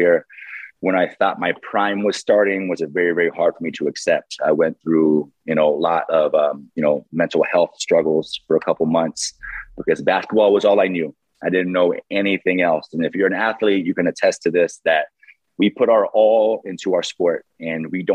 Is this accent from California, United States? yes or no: yes; San Diego, California, United States; born and raised in San Diego